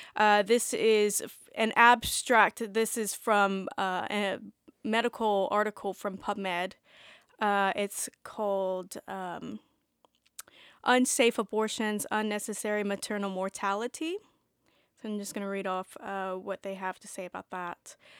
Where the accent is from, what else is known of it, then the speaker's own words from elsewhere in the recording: the South, United States; being born and raised in the South